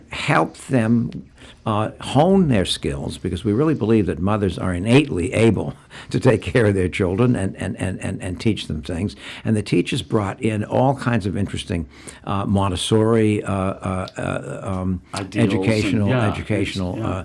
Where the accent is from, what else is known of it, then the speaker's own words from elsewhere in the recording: Gloucester, Massachusetts, United States; I grew up here